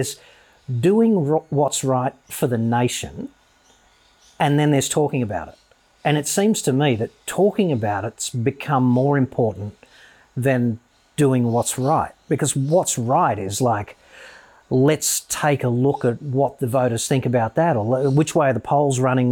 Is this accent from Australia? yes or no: yes; Australia; the Australia that you and I grew up